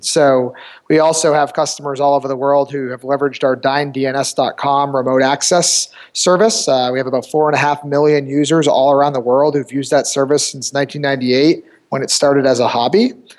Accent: New Hampshire, United States; I'm from New Hampshire, so our company's headquartered in Manchester, New Hampshire. Grew up in the area.

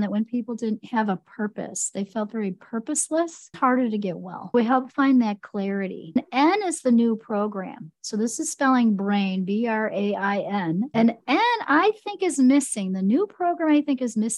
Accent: Chicago, Illinois, United States; I grew up in Chicago

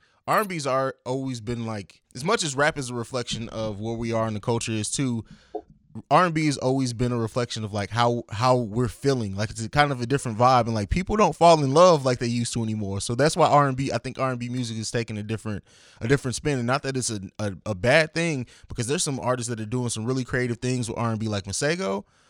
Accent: Germany; also born or lived in Italy / St. Louis; now in Columbus, United States; I grew up in Germany, lived in Italy, moved to St. Louis, and then I came here.

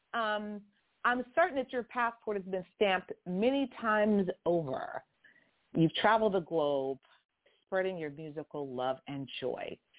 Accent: Houston, Texas, United States; accent: southern; also born or lived in LaGrange, Texas; now in California, United States; I'm a southern girl, gal. I'm not I'm not originally I'm not native to California, honestly, I'm not. I'm originally from Houston. Born in LaGrange.

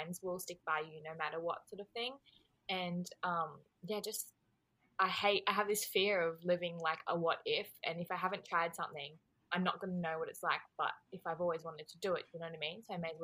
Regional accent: Australia; I am Australian

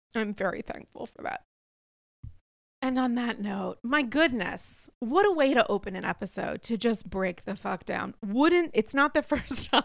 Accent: Rhode Island, United States; now in New York, United States; as a native Rhode Islander

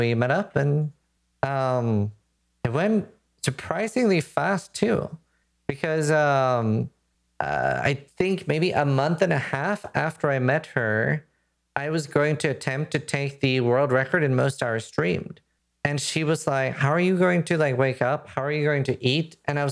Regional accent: Norway; now in United Kingdom; I'm from Norway

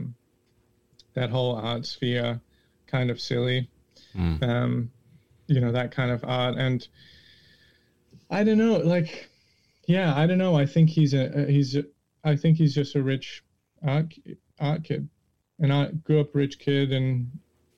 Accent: Australia; I'm Australian

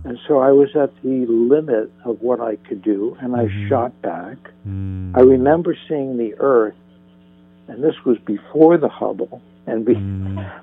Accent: northern New Jersey, United States; now in Santa Monica, United States; I grew up in New Jersey

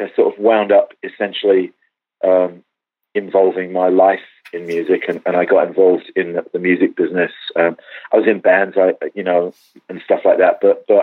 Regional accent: England, United Kingdom; now in Los Angeles, United States; I'm actually English, and I grew up in a decidedly non-religious environment.

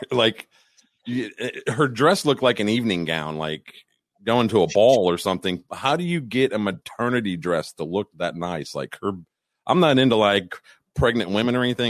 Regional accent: Chicago, Illinois, United States; I'm from Chicago

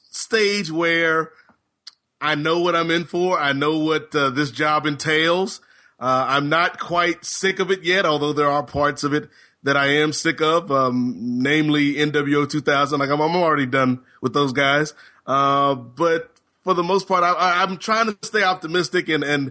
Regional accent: Virginia, United States; when I was growing up in Hampton Roads, Virginia, as a young black youth, when I would go over my Caucasian friend's house and find out about Sunday Delight, because we didn't know about such things where I stayed.

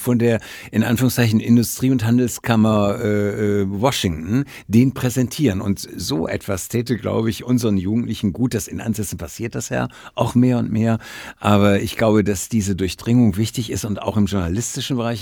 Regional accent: Essen, North Rhine-Westphalia, Germany; moved away; ich komme ja aus der, aus der Stadt Essen, aus dem äh, Nordwesten, also kannte Oberhausen, Bottrop, äh, Essen

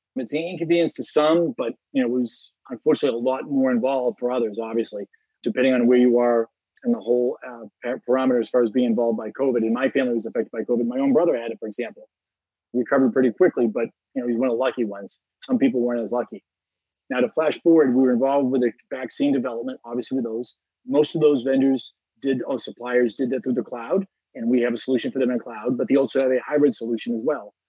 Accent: United States; as an American

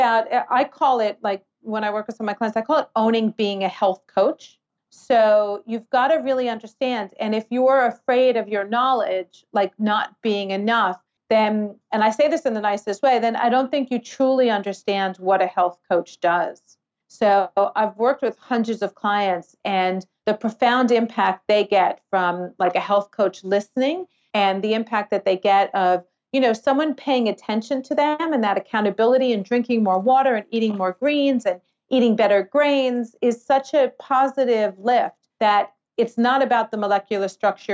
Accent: New York City, New York, United States; now in Australia; I'm from New York City

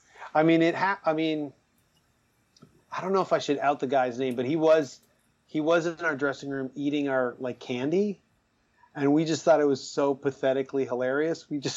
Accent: Toronto, Ontario, Canada; I'm from Scarborough

